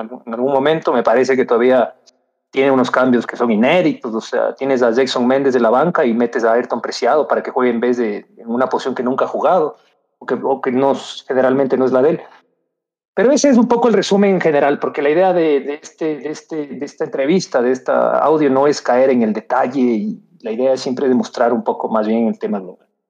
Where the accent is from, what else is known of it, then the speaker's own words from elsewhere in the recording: Ecuador; somos ecuatorianos